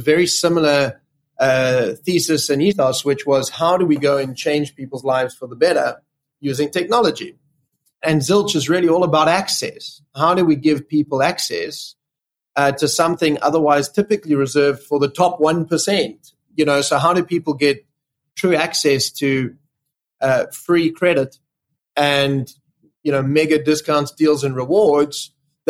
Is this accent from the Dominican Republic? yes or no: no; South Africa; moved away as an adult; now in London, United Kingdom; I grew up in South Africa.